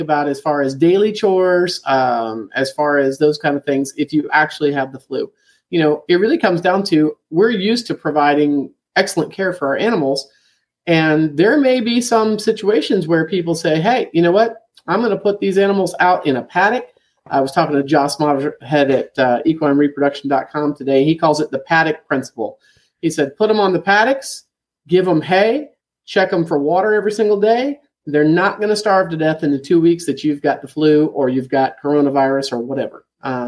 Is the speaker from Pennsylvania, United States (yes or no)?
no; Florida, United States; moved away; I grew up in Florida drinking the water from the aquifer, and I loved it